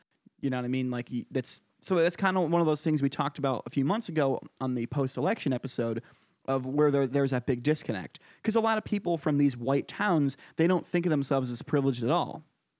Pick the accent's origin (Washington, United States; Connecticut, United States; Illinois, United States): Connecticut, United States; Oh, my home state.